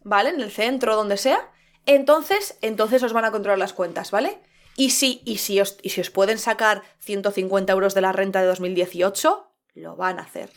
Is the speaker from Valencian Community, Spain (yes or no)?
no; Madrid, Community of Madrid, Spain; Como madrileña, como persona que nació en Madrid, en el centro de Madrid